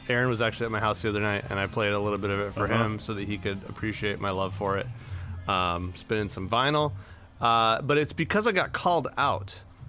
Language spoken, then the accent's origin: English; Imperial Valley, California, United States; it's right on the Mexican side of the border from where I grew up in the Imperial Valley.